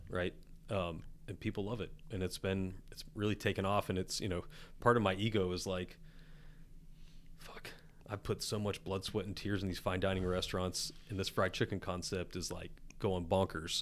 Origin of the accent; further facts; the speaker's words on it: West Virginia, United States; I'm redneck from West Virginia